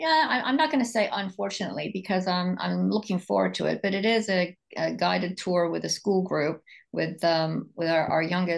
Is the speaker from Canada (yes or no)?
no; England, United Kingdom; born there; I was born in England, and so it's always, going to Ireland has always been something that I've wanted to do.